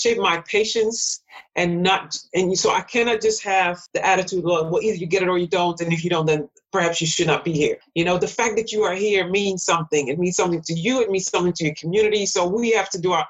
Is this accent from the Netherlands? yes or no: yes; Netherlands; moved away as an adult; also born or lived in Suriname; now in United States; I was born and raised in the Netherlands, but still as an immigrant